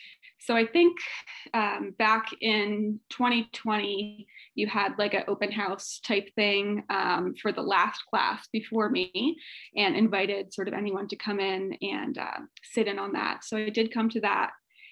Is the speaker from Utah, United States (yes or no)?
no; Virginia, United States; moved away as an adult; now in San Diego, United States; I am from the East Coast, from Virginia most recently, moved to San Diego in 2019, right before COVID pretty much.